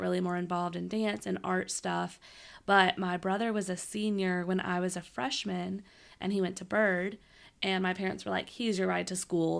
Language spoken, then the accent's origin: English; Shreveport, Louisiana, United States; I'm from Shreveport